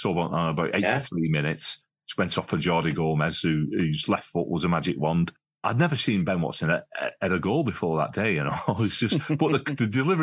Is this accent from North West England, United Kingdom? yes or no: yes; Wigan, North West England, United Kingdom; growing up in Wigan, I'm 63 now